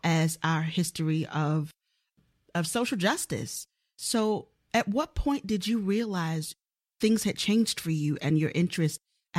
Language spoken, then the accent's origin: English; Baltimore, Maryland, United States; And we share a lot of things because we're both from Baltimore.